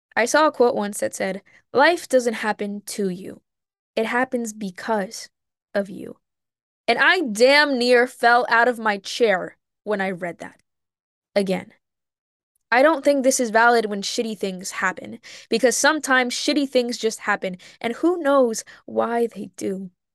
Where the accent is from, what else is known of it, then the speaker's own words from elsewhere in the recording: Mexico; now in United States; I grew up in Mexico for a lot of my life, going back and forth during the summers